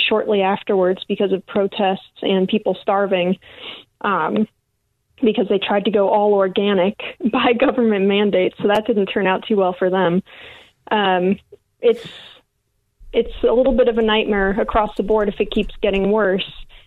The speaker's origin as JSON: {"language": "English", "region": "Illinois", "country": "United States", "tie": "born or raised there", "also_born_or_lived": "Louisiana", "moved": "as an adult", "said": "I grew up in Illinois as well, only moved down south to Louisiana to work offshore, but I grew up in Illinois"}